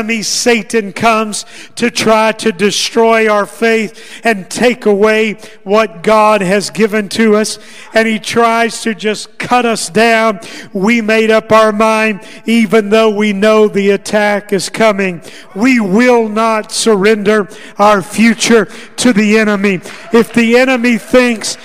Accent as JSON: {"language": "English", "region": "Arkansas", "country": "United States", "tie": "born or raised there", "moved": "yes", "said": "I grew up in Arkansas"}